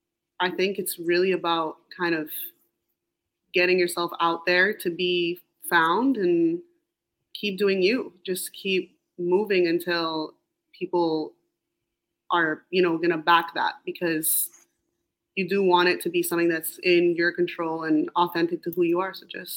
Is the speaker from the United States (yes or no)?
no; Montreal, Quebec, Canada; moved away; I think that it's such a beautiful city that maybe when I was there, I even took for granted now moving away